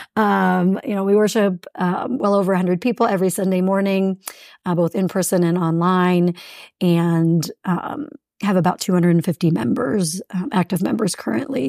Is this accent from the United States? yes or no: yes; South Central Pennsylvania, United States; moved away as an adult; also born or lived in St. Louis, Missouri / Kansas City, Missouri / Republic, Missouri; now in Fort Collins, United States; I grew up in South Central Pennsylvania, um, 15 miles from Gettysburg and about two hours from Washington, D.C.